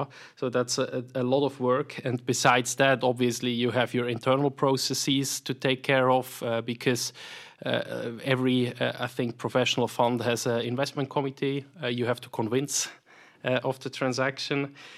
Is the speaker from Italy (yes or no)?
no; Solothurn, Switzerland; accent: Swiss; also born or lived in Zurich / St. Gallen / United States; as you hear from my accent, I'm, I'm, I'm Swiss, born and raised here in the canton of Solothurn